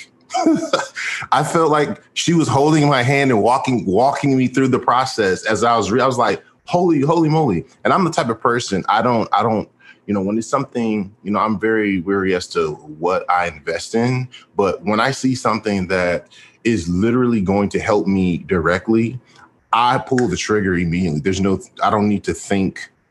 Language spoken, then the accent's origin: English; Houston, Texas, United States; I am from Houston, Texas